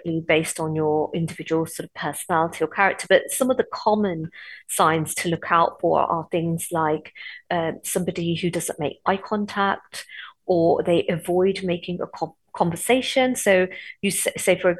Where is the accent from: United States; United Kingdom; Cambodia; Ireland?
United Kingdom; Coventry, West Midlands; Growing up in Coventry, it was quite racist in the 70s